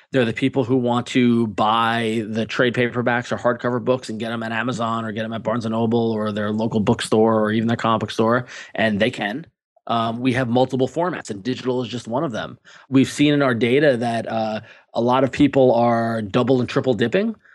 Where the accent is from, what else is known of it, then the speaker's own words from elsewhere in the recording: Long Island, New York, United States; I grew up on Long Island